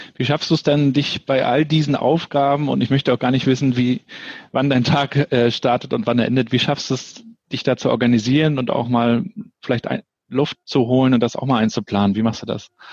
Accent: Rostock, Mecklenburg-Vorpommern, Germany; als gebürtiger Rostocker, der die DDR noch zehn Jahre kennengelernt hat

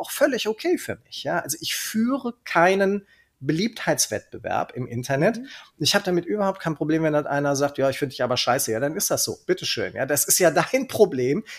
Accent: Cologne, North Rhine-Westphalia, Germany; accent: Kölsch; also born or lived in Nuremberg; ich bin komplett sozialisiert und aufgewachsen in Köln

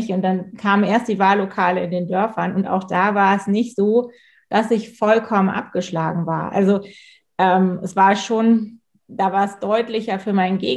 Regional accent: Pinneberg, Schleswig-Holstein, Germany; ich komme ja aus, aus Pinneberg, ich sage mal, Pinneberg nicht so ein bisschen zu Hamburg wie Stockelsdorf zu Lübeck, also es ist direkt da dran.

